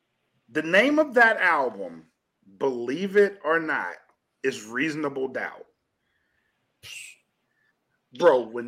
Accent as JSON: {"language": "English", "region": "Southern US", "country": "United States", "said": "and I like this dynamic because I'm from the South."}